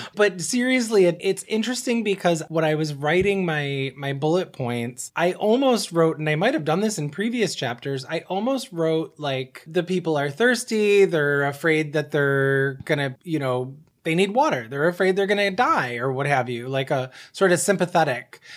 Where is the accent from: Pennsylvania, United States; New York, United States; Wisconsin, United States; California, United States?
New York, United States; Buffalo; now in Detroit, United States; I applied to schools in my hometown in Buffalo